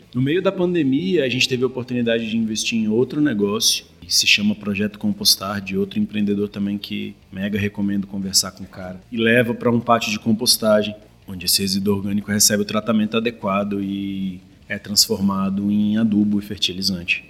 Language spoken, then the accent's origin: Portuguese; Brasília, Federal District, Brazil; Eu sou nascido e criado em Brasília